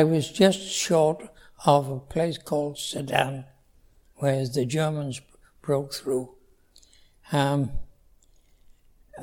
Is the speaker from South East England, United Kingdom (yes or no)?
no; Wales, United Kingdom; moved away as an adult; now in Canada; I was born in Wales, yes. And in 1919. So it's quite a privilege to be around at the moment. Yes, I was born into a normal Welsh family